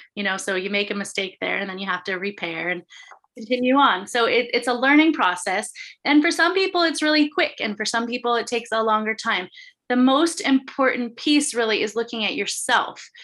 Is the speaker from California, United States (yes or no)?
yes; Santa Monica, California, United States; now in Humboldt County, United States; I'm originally from Santa Monica